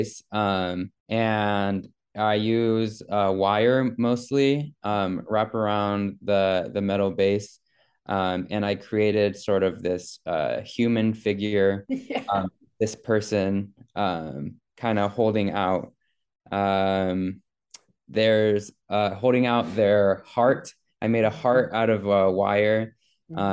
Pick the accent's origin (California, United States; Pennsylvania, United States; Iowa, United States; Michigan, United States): Iowa, United States; South; moved away as an adult; now in Goshen, United States; I grew up in Iowa. Okay. In South Iowa